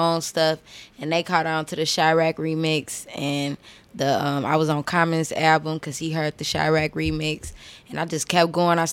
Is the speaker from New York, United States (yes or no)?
no; Chicago, Illinois, United States; Southside, 81st and King Drive